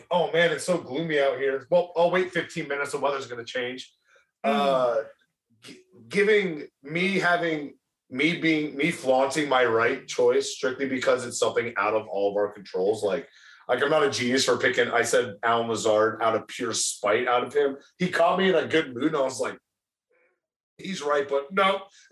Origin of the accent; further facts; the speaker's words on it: Carolina, United States; growing up in Carolina